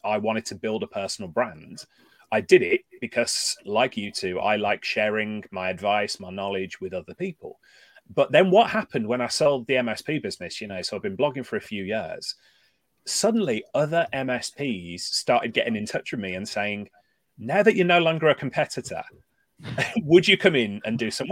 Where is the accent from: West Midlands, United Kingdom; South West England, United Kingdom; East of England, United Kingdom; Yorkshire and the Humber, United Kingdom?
West Midlands, United Kingdom; Birmingham; accent: Brummie; moved away as an adult; now in Newcastle upon Tyne, United Kingdom; my accent is actually Birmingham based. I'm a Brummie